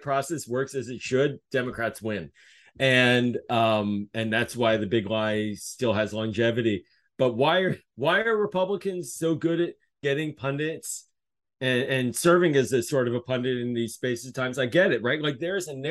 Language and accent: English; Pittsburgh, Pennsylvania, United States; now in Maryland, United States; I'm originally from Pittsburgh